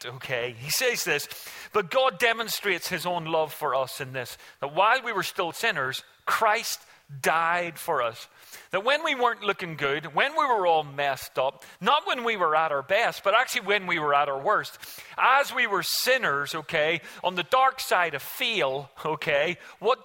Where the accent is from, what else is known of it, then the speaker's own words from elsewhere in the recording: Ireland; we as an Irish family made a silly mistake